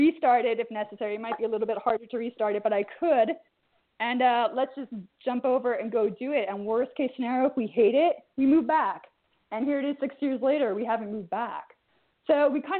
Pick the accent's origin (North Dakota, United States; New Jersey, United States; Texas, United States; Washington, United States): New Jersey, United States; also born or lived in New York / London / Cambridge / Sant Cugat; now in Barcelona, Spain; I grew up in New Jersey.